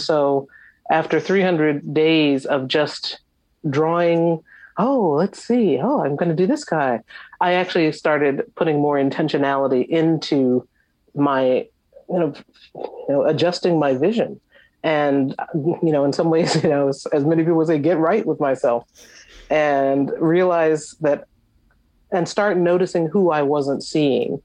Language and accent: English; Long Island, New York, United States; I grew up in the New York area on Long Island